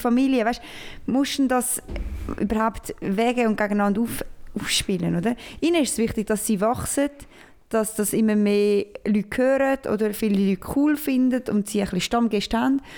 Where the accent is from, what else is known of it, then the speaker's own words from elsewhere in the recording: Switzerland; ich bin Schweizer, richtiger Schweizer.